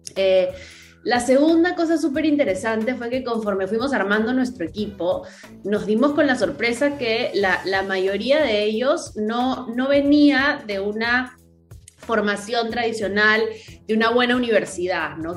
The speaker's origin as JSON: {"language": "Spanish", "country": "Peru", "tie": "born or raised there", "also_born_or_lived": "United States", "moved": "as an adult", "said": "yo soy de acá de Perú, aquí crecí, pero viví como 10 años fuera"}